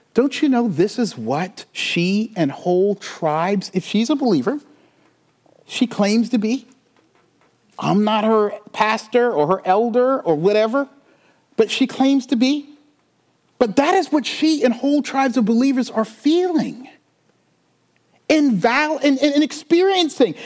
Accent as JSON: {"language": "English", "town": "Charleston", "region": "South Carolina", "country": "United States", "tie": "born or raised there", "said": "I'm from the South. I grew up in the Bible Belt."}